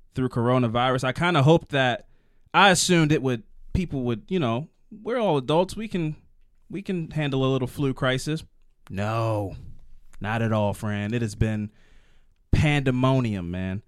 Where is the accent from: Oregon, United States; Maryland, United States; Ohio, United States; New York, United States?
Maryland, United States; I'm from Maryland